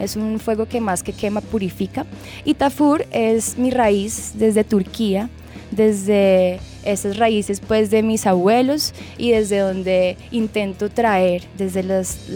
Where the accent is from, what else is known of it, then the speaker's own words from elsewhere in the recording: Bogotá, Colombia; born there; Yo nací en Bogotá.